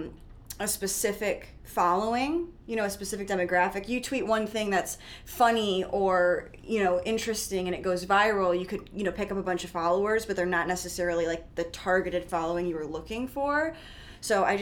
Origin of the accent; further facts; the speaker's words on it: Midwest, United States; I'm from the Midwest, as you guys know, probably, I mean, just by my accent.